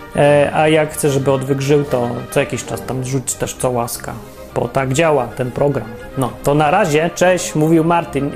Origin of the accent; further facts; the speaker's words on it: Poland; ja się urodziłem w Polsce, akurat nie wybierałem